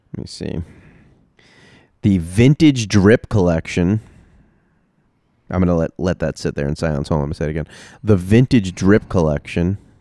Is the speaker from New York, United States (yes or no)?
yes; New York, United States; I grew up in New York